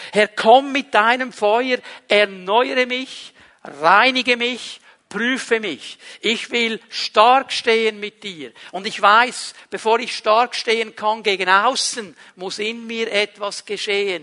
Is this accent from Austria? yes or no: no; Switzerland; jemand, der an einem bestimmten Ort in der Schweiz aufgewachsen ist